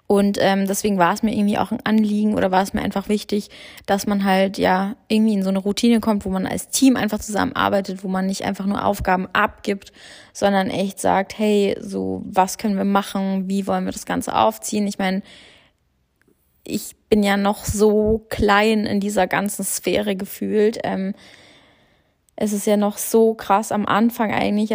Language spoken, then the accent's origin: German; Germany; also born or lived in Australia; ich bin natürlich den größten Teil meines Lebens in Deutschland aufgewachsen